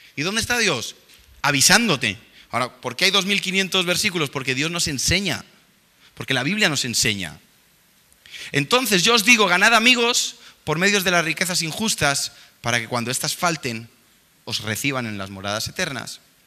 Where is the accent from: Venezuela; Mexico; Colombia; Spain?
Spain; nosotros venimos de aquí de España